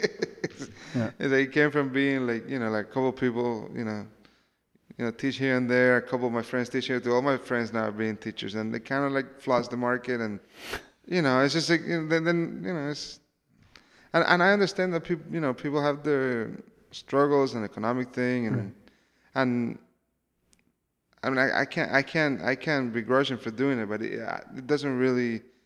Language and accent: English; Cuba; I come from Cuba